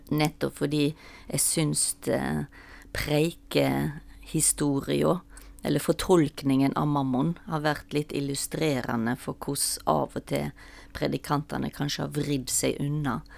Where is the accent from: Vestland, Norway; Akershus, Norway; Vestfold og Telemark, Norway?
Vestland, Norway; Stord; moved away; jeg kommer fra Stord, og da sa vi ofte 'Hvem går du etter?'